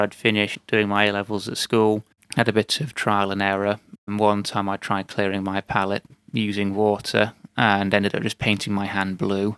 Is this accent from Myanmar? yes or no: no; United Kingdom; as a British national